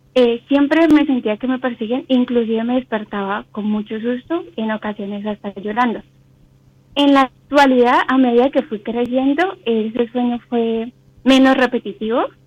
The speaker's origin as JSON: {"language": "Spanish", "town": "Cali", "region": "Valle del Cauca", "country": "Colombia", "said": "De Colombia, Cali, Colombia."}